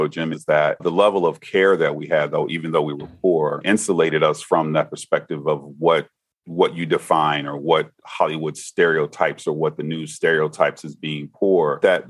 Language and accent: English; Bahamas; I'm from the Bahamas